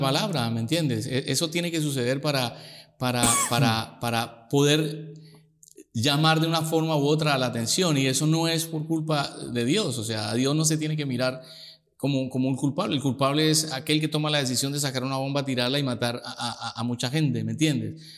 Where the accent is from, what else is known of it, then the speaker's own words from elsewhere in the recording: Girardot, Cundinamarca, Colombia; En Girardot, muy, ahí muy cerca de Bogotá, la capital